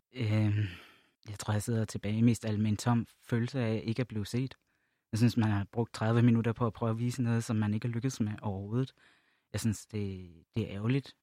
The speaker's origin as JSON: {"language": "Danish", "region": "Jutland", "country": "Denmark", "tie": "born or raised there", "moved": "yes", "lives_now": "Copenhagen, Denmark", "said": "jeg voksede op i Jylland"}